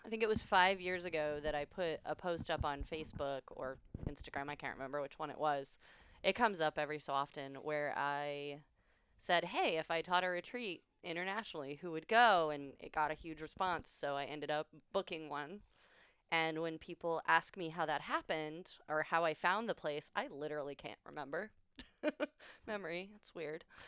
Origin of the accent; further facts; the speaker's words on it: Illinois, United States; moved away as an adult; now in Austin, United States; I'm from Illinois